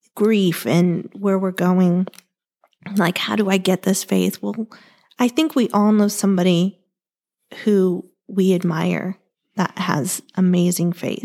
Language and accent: English; Ohio, United States; now in Arizona, United States; I grew up in Ohio